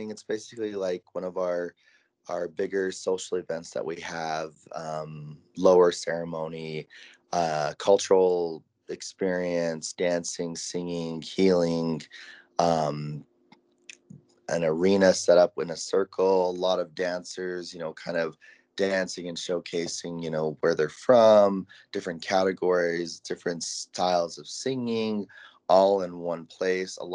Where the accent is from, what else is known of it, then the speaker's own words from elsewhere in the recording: Tsuut'ina Nation, Alberta, Canada; I'm originally from Tsuut'ina Nation, Alberta, Canada